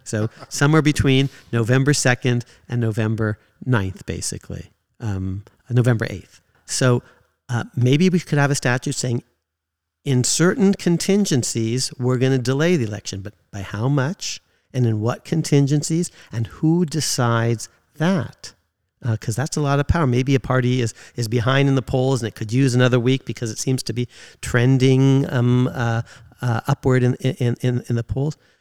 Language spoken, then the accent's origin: English; California, United States; I grew up in California